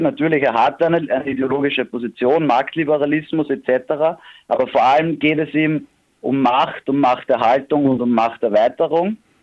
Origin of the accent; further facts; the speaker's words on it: Vienna, Austria; bei uns in Wien